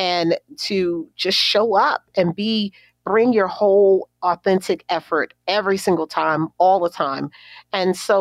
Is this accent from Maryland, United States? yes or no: yes; Baltimore, Maryland, United States; growing up in Baltimore